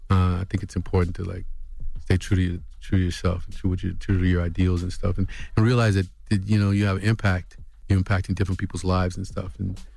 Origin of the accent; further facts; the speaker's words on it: Los Angeles, California, United States; also born or lived in Texas; I was born in Texas. I was raised in South Central till I was about 11, and then in California. Then we moved out to Carson on the Carson Compton line.